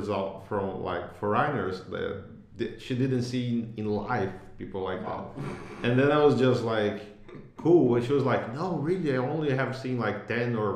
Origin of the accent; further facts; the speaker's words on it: São Gonçalo, Rio de Janeiro, Brazil; I grew up in the San Gonzalo